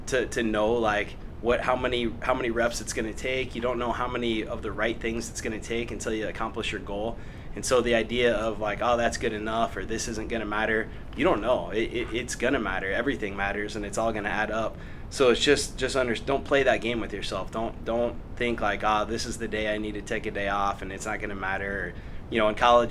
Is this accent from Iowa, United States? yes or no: yes; Des Moines, Iowa, United States; I grew up in the Des Moines area and then went to high school at Johnston High School. So I'm from this area originally.